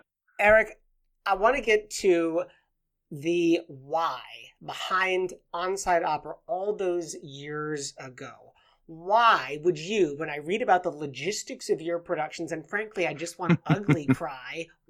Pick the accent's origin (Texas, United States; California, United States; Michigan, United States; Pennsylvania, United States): Michigan, United States; Ann Arbor; when I was a child growing up in Ann Arbor